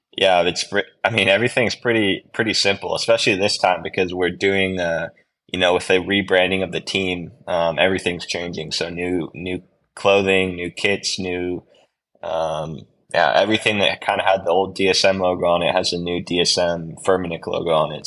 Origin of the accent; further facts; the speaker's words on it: United States; now in Girona, Spain; being an American rider